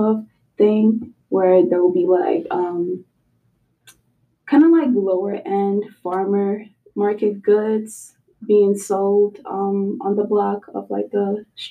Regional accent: New York City, New York, United States; growing up in East New York

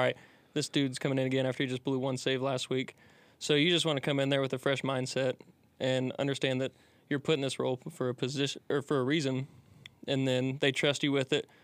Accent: Rising Sun, Indiana, United States; moved away; i'm from a small town called rising sun indiana

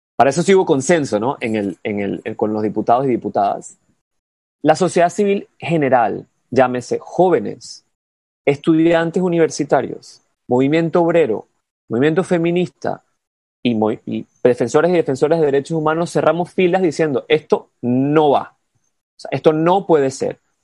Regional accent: Panama; moved away as an adult; yo me fui 10 años de Panamá y he regresado al mismo país

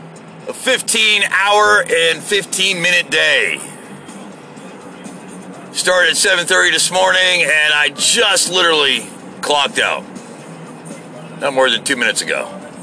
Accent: United States; born there; But I'm an American by birth.

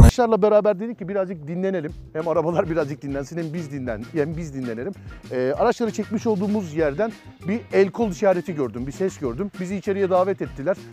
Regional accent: Istanbul, Turkey; ben doğma büyüme İstanbulluyum

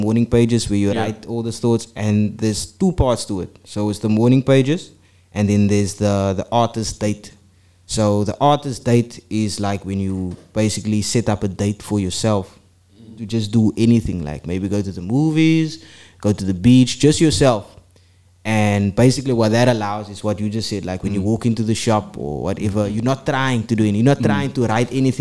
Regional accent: South Africa; I'm a guy from South Africa

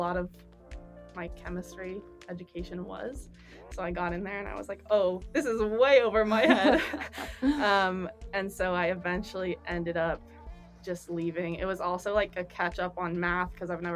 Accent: Wenatchee, Washington, United States; also born or lived in Seattle, Washington; now in Pullman, United States; I ended up going back to my hometown of Wenatchee

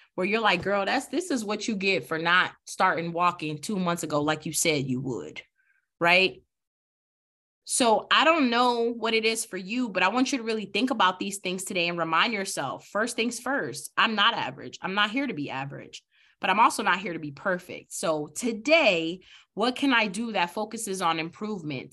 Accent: New York City, New York, United States; I'm from the Bronx, New York

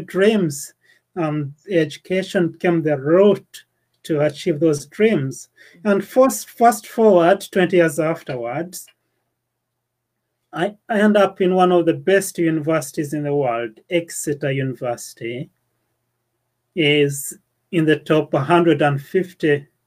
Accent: Uganda; moved away as an adult; now in United Kingdom; the village I was born in Uganda, and the school I went

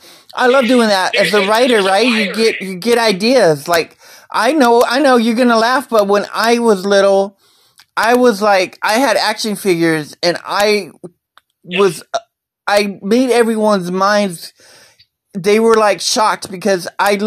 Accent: Texas, United States; I love Texas. I've got my family here. I've got my...

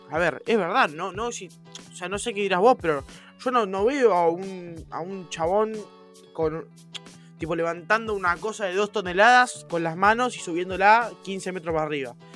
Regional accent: Argentina; Porque soy argentino, monstruo.

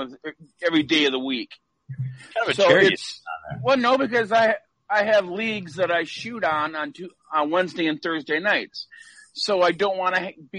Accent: Osseo, United States; my hometown in Osseo

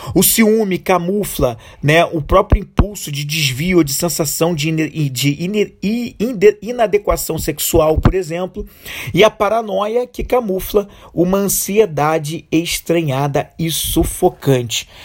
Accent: Brazil; como brasileiros, e como e dentro da nossa cultura brasileira a gente tem uma corrupção extremamente enraizada

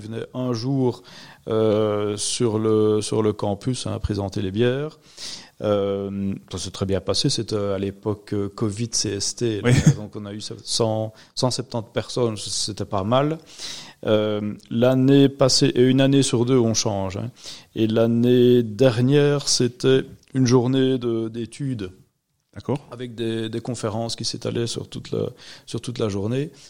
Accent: Rochefort, Wallonia, Belgium; Je suis originaire de Rochefort

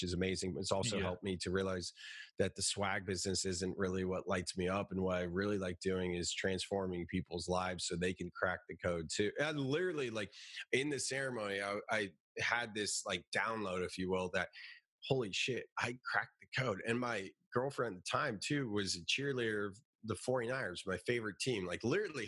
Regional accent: Silicon Valley, California, United States; I'm from Silicon Valley

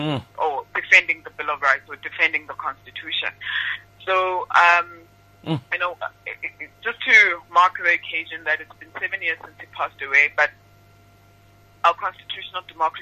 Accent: South Africa; being South African.

